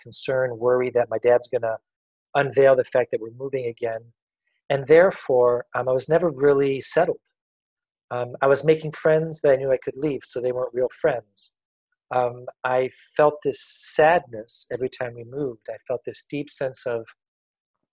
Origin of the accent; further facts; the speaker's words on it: a small village in the center of France, centre of France, France; I was born in France in a small little village in the center of France back in 1963. My parents were French, and it was a pretty simple upbringing up until about 4 years old. My grandparents raised me